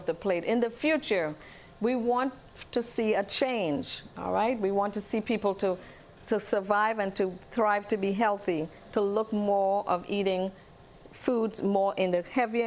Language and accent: English; Trinidad & Tobago; moved away; originally I'm from Trinidad